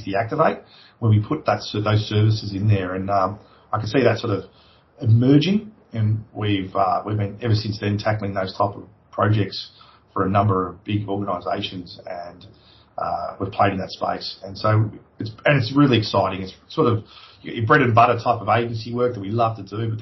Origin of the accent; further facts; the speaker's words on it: Australia; moved away as an adult; also born or lived in London; I come home and I took that technology, and I was the one who sort of started that whole industry here in Australia